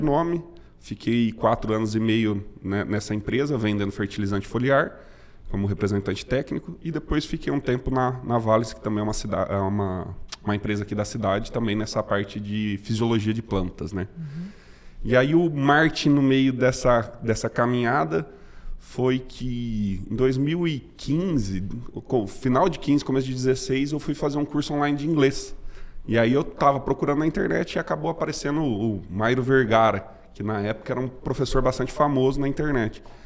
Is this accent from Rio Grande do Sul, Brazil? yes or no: no; Matão, São Paulo, Brazil; eu sou de Matão, interior de São Paulo. É, nasci e fui criado por lá.